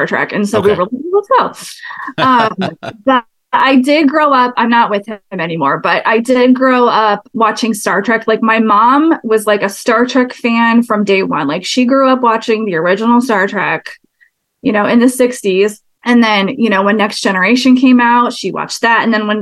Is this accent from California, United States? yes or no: no; Seattle, Washington, United States; I'm born and raised in Seattle area.